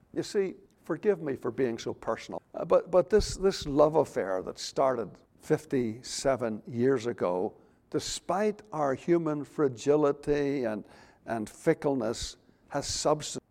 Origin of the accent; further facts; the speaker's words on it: Belfast, Northern Ireland, United Kingdom; also born or lived in Moss Point, Mississippi; now in United States; we as youngsters growing up in Belfast